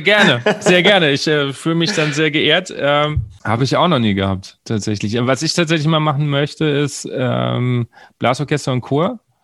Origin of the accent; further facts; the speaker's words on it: Wiesbaden, Hesse, Germany; ich komme ja aus Wiesbaden